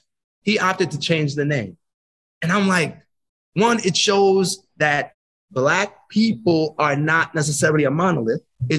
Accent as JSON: {"language": "English", "country": "Jamaica", "said": "You know, my grandmother's Syrian and Irish, and my grandfather's West African, but we're all Jamaican."}